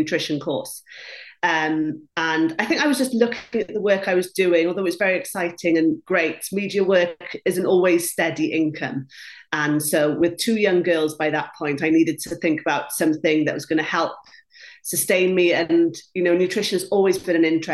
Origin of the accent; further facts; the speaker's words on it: Wales, United Kingdom; first language Welsh; English is a second language; Welsh is my first language